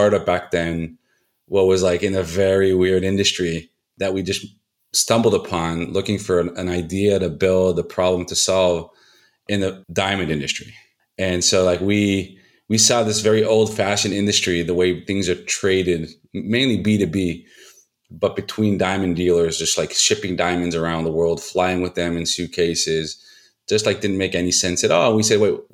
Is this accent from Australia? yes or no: no; Israel; also born or lived in United States; I was born in the States, but moved to Israel when I was 9.